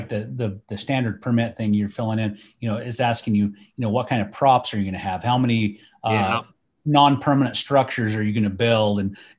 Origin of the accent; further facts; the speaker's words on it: United States; That's stupid. I'm an American. Yeah. It's public land. I can do whatever I want, right?